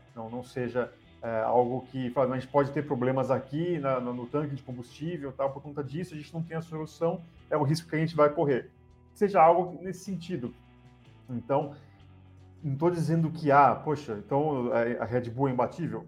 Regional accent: Brazil; a gente, como somos brasileiros

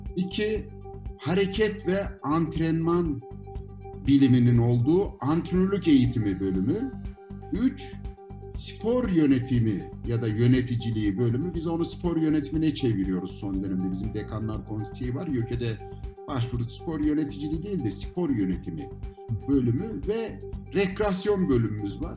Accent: Ankara, Turkey; Ankaralıyız. Dolayısıyla her yere yakınız.

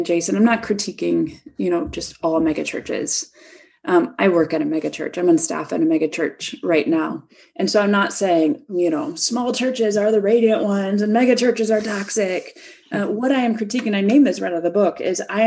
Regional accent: Chicago, Illinois, United States; moved away; the churches back in my hometown, Chicago

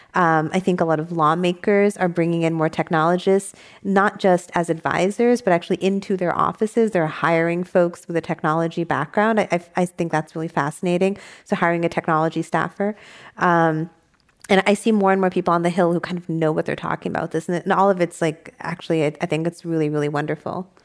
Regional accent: New York, United States; also born or lived in San Diego; now in San Francisco, United States; I didn't move back to New York, where I'm from

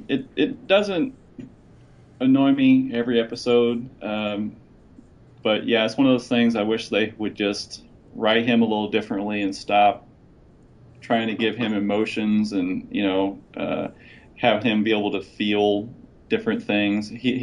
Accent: Indiana, United States; it's in Indiana, my home state.

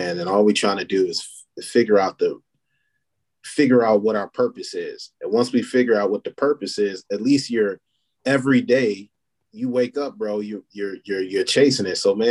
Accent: Battle Creek, Michigan, United States; also born or lived in Talladega, Alabama; I'm actually from Talladega, Alabama, but I moved from Talladega when I was like 6 months old. And I've been in Battle Creek ever since

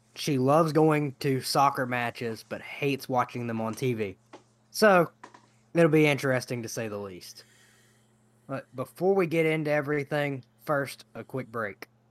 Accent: United States; as Americans

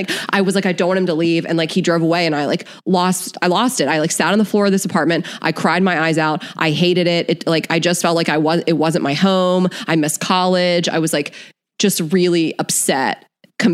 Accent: Smyrna, Delaware, United States; moved away as an adult; we grew up in Smyrna.

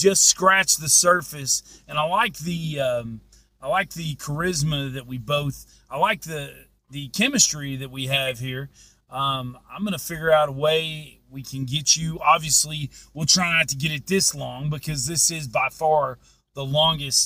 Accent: Crossville, Tennessee, United States; moved away; also born or lived in Powell, Tennessee / Las Vegas; I grew up in Powell and grew up in Crossville, but I'm from Crossville, and I'm proud to be from there.

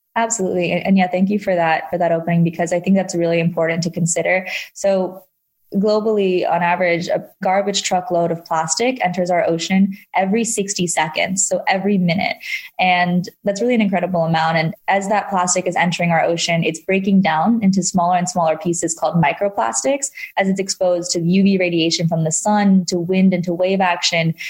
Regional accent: Hong Kong; moved away; I did grow up in Hong Kong

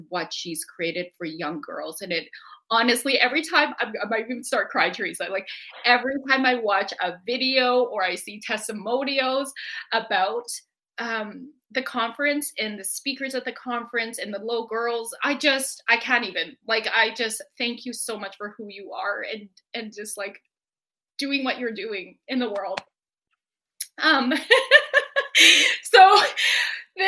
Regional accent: Edmonton, Alberta, Canada; in Edmonton, where she lives and where my hometown is.

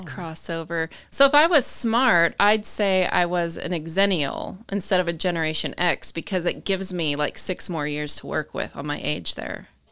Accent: Utah, United States; also born or lived in Canada / New Mexico / Southern California; now in Texas, United States; I grew up in Utah

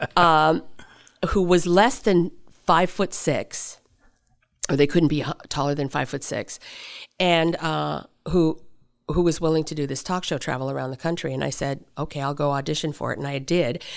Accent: Seattle, Washington, United States; also born or lived in Deadwood, South Dakota / Tokyo / San Francisco; I was raised in Seattle

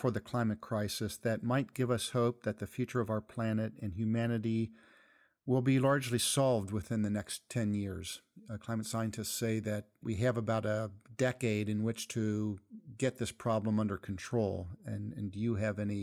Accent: Ohio, United States; my home state of Ohio

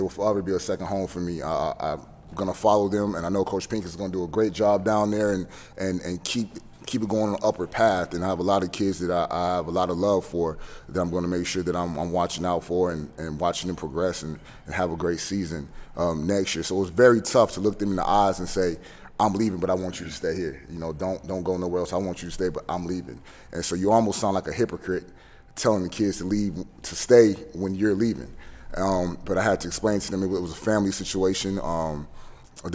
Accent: Leesville, Louisiana, United States; I'm originally from Louisiana, Leesville, Louisiana, to be precise.

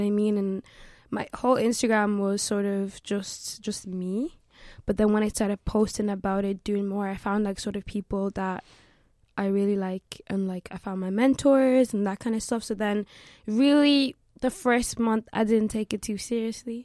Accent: Limerick, Munster, Ireland; also born or lived in South Africa; now in Dublin, Ireland; I live in Dublin, but my whole family live in Limerick. Uh, that's kind of where I was raised. However, I was born in South Africa

